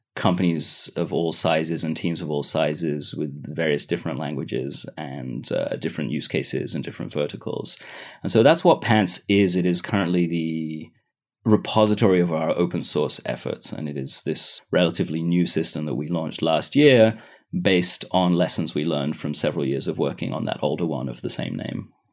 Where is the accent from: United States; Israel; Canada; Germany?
Israel; also born or lived in United Kingdom; I was, uh, born in the U K, but I grew up in Israel